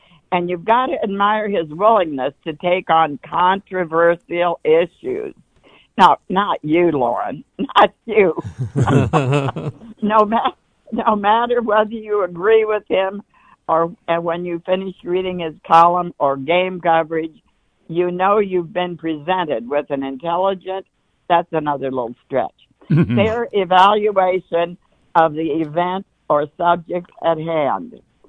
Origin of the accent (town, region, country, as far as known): Muskogee, Oklahoma, United States